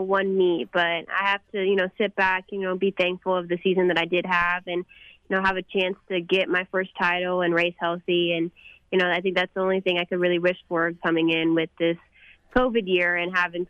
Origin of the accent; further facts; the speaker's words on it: McKinney, Texas, United States; my hometown of McKinney.